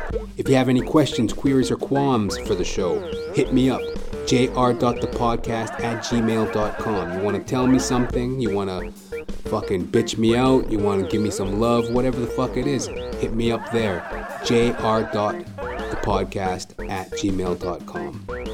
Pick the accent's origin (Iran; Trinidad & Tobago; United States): Trinidad & Tobago; He was this old Trinidadian dude, right? And I'm Trinidadian, right? So I felt that connection.